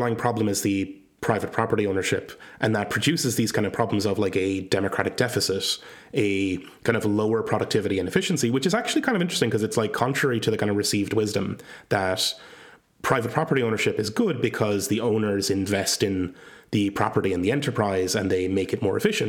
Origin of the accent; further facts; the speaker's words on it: Ireland; I come from Ireland